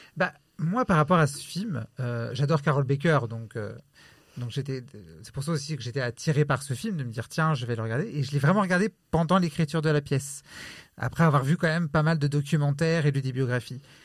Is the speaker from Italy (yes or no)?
yes; Italy; je suis italien